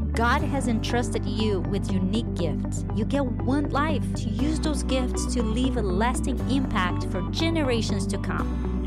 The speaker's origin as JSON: {"language": "English", "country": "Brazil", "also_born_or_lived": "California", "second_language": "English", "moved": "as an adult", "lives_now": "Texas, United States", "said": "I'm originally from Brazil. I, I moved to the United States in two thousand ten"}